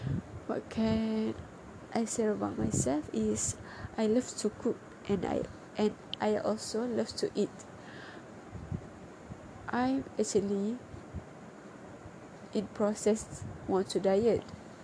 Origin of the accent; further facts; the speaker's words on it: Pahang, Malaysia; English is a second language; I am from Kota Pahang. I am 18 years old. So that's year, 4 January, I am officially 19 years old.